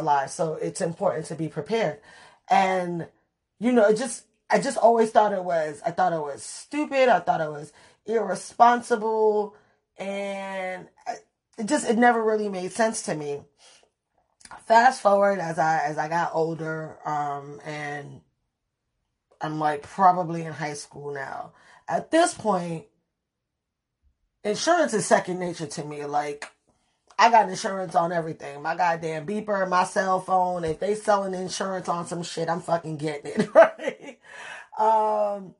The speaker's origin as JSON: {"language": "English", "town": "New York City", "region": "New York", "country": "United States", "tie": "born or raised there", "said": "growing up in the Bronx"}